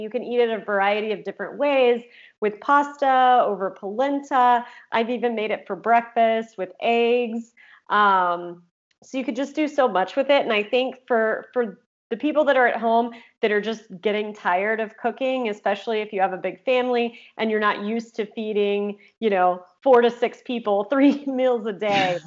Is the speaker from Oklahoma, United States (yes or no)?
yes; Oklahoma, United States; moved away as an adult; also born or lived in California; I grew up in Oklahoma, but moved to California when I was 18 to go to college